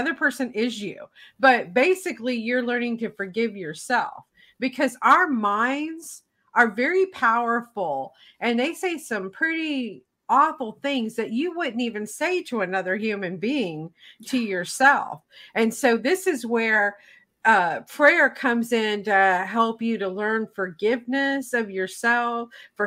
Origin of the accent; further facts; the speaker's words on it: Tennessee, United States; I grew up in the South of the United States. And so that's considered the buckle of the Bible Belt area, so to speak, where I in Tennessee